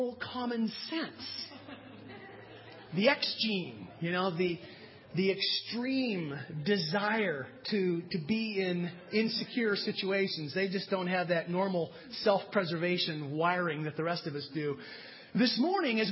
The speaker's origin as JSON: {"language": "English", "country": "United States", "said": "as American Christians, and that's what we are"}